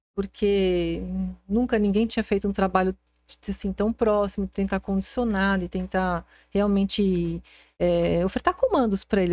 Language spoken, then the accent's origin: Portuguese; São Paulo, Brazil; sou sempre fui nasci em São Paulo e sou de São Paulo